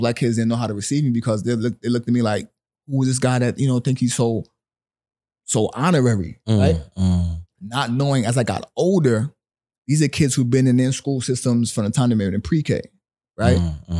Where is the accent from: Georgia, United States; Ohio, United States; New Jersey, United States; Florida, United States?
New Jersey, United States; Willingboro; also born or lived in Brooklyn; So I was born in Brooklyn. Like I said, both my parents were from Barbados. My mother moved me to New Jersey when I was 9.